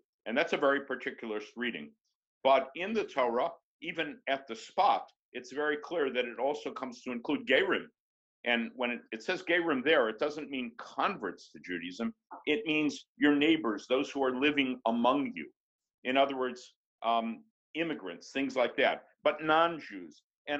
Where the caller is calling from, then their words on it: New York, United States; We are, and I'm speaking from New York, where we are locked down in the COVID-19 virus.